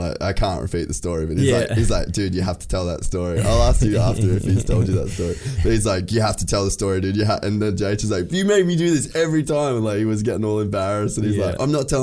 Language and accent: English; Cairns, Queensland, Australia; moved away as an adult; also born or lived in United States; I grew up in Cairns.